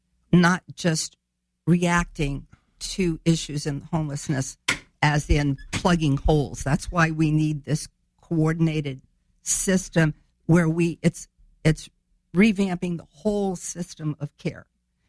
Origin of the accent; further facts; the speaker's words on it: Chicago, Illinois, United States; born there; also born or lived in France / Germany; now in Springfield, United States; No, I was actually born up in the Chicago area. My dad was a serviceman, but I've lived here off and on since 54, except for my time living in France with my dad or in Germany with my husband.